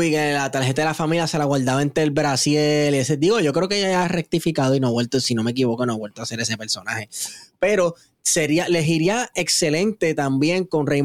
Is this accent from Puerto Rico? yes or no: yes; Puerto Rico; como puertorriqueño, para mí es difícil no reírme